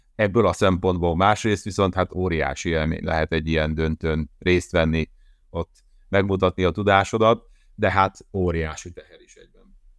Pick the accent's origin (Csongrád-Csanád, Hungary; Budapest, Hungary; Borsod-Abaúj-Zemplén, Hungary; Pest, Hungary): Csongrád-Csanád, Hungary; Hódmezővásárhely; moved away as an adult; Hódmezővásárhelyen a szülővárosomban